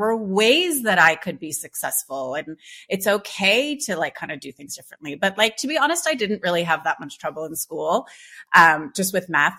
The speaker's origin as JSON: {"language": "English", "country": "Canada", "tie": "born or raised there", "said": "I grew up in Canada"}